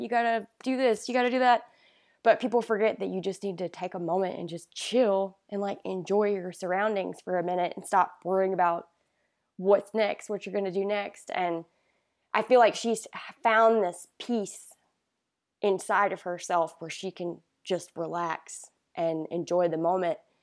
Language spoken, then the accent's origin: English; Great Falls, South Carolina, United States; Great Falls, South Carolina. Super small town, um, south of Rock Hill